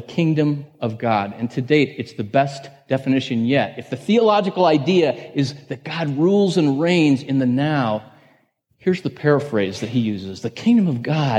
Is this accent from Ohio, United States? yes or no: yes; Northeast Ohio outside of Cleveland, United States; I grew up in Northeast Ohio outside of Cleveland